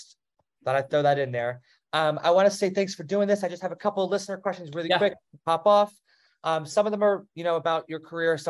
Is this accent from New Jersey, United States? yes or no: yes; New Jersey, United States; now in South Carolina, United States; I'm from Jersey, so I'm like right in between New York and Philly. I live in South Carolina now, but that's where I grew up.